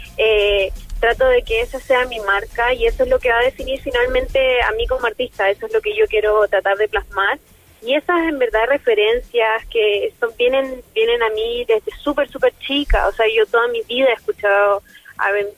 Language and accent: Spanish; Chile; first language Spanish; siendo chilena